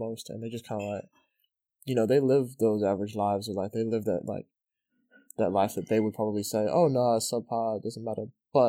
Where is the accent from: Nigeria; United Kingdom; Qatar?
Qatar; I grew up with people in Qatar that just had a way better story to tell.